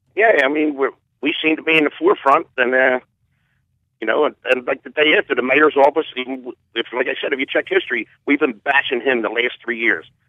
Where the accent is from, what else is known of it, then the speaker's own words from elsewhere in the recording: Philadelphia, Pennsylvania, United States; we're from Southwest Philly